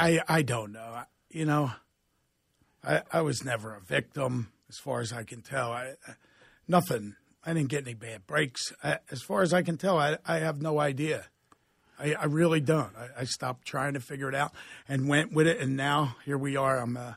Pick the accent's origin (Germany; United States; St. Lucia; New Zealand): United States; Philadelphia, Pennsylvania; Philadelphia, Mayfair section.